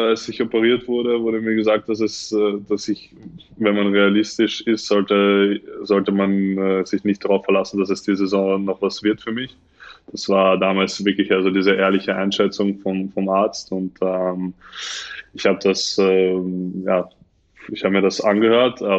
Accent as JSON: {"language": "German", "country": "Tunisia", "tie": "born there", "said": "Ja, also ich bin, ich bin, ich bin ja nur in Tunesien geboren. Das ist das Einzige, was, also, was mich mit Tunesien verbindet."}